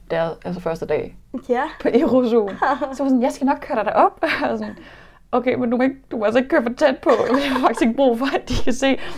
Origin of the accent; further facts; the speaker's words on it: Nykøbing Falster, Zealand, Denmark; now in Copenhagen, Denmark; jeg kommer fra Falster